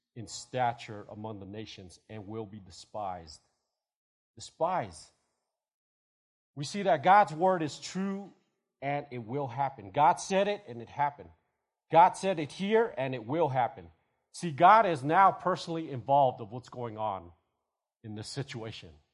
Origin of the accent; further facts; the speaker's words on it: United States; we're Americans